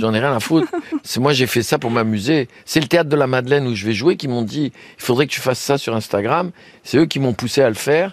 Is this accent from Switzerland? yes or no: no; Tunisia; also born or lived in France; chez nous, en Tunisie